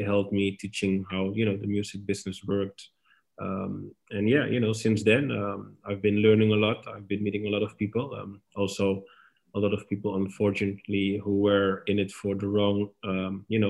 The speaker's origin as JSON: {"language": "English", "town": "Amsterdam", "region": "North Holland", "country": "Netherlands", "tie": "born or raised there", "moved": "as an adult", "lives_now": "Istanbul, Turkey", "said": "I'm born and raised in Amsterdam"}